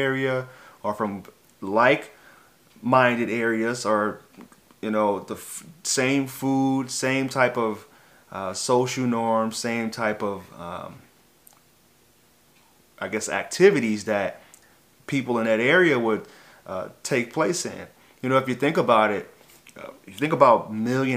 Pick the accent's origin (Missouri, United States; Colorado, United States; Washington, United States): Missouri, United States; St. Louis; I grew up in St. Louis, Missouri